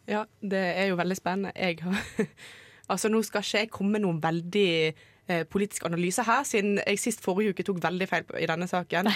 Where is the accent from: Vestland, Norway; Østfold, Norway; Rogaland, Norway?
Vestland, Norway; Bergen; moved away; Jeg har vært hjemme i Bergen